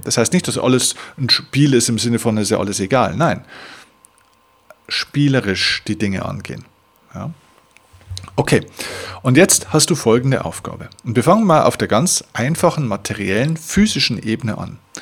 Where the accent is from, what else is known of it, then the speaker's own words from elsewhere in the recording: Bavaria, Germany; bei uns in Bayern